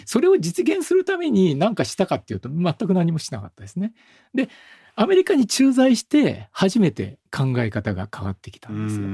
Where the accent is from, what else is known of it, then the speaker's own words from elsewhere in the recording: Nagoya, Aichi, Japan; 当時僕は名古屋なんですけれど、名古屋で外国人を見ることってなかったんですよ